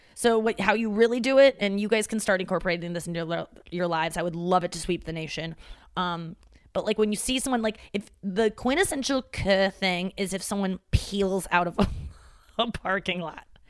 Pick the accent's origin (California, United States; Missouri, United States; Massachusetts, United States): Missouri, United States; St. Louis; moved away; my hometown